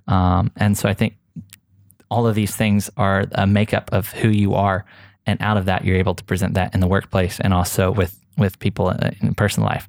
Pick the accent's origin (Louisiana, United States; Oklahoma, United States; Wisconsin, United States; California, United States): Oklahoma, United States; moved away as an adult; now in Dubai, United Arab Emirates; I came from a really small town in Oklahoma, and it wasn't just like I moved from Oklahoma to Dubai